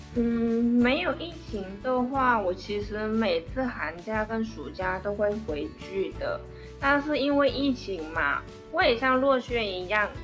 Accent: Vietnam; Chinese is a second language; moved away as an adult; now in Taiwan; 才才选择来台湾念书嘛。呃，我相信有很多越南的同学像我这样子的

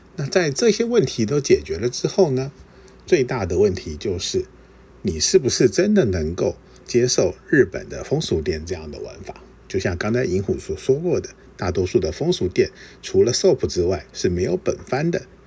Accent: Taiwan; 我是台湾来的，我会说日语

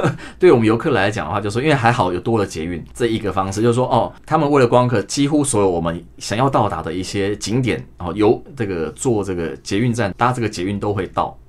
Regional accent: Taiwan; 我们台湾人就比较热情

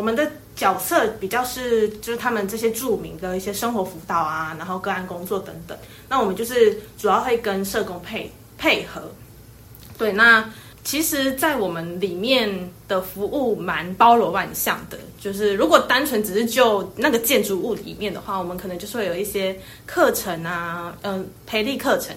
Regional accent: Taiwan; 我们台湾人

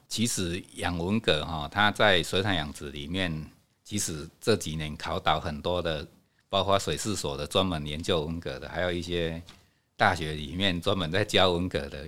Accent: Hanbao Village, Fangyuan Township, Changhua County, Taiwan; 我是汉堡人，从小在这边长大

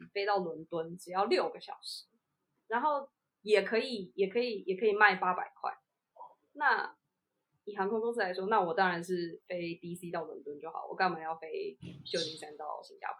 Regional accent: Taiwan; 我们是台湾人，那我们一定会比较想要搭国航嘛

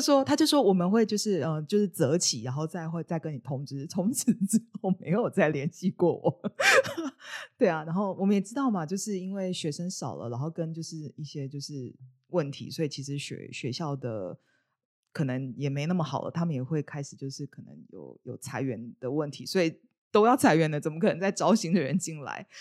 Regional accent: Taiwan; 我是台湾人嘛

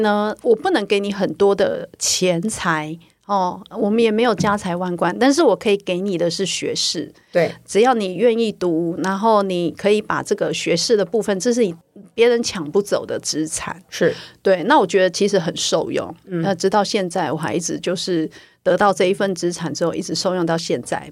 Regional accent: Taiwan; 我们台湾人的善良

